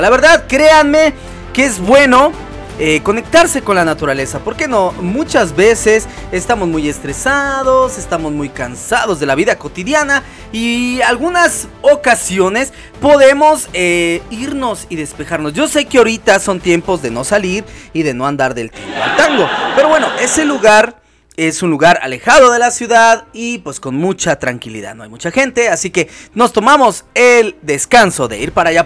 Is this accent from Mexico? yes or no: yes; Mexico; Nosotros aquí en México somos muy devotos a la Virgen de Guadalupe, es nuestra patrona y señora